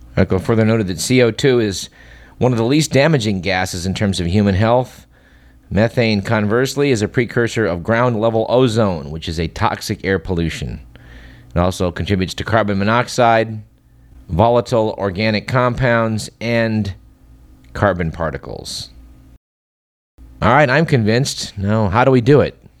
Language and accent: English; Fremont, California, United States; my hometown in Fremont